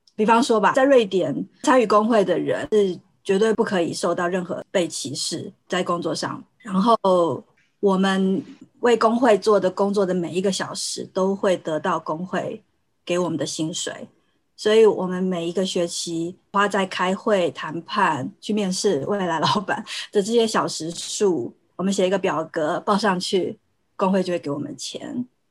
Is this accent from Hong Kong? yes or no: no; Taiwan; moved away as an adult; now in Sweden; 我在台湾长大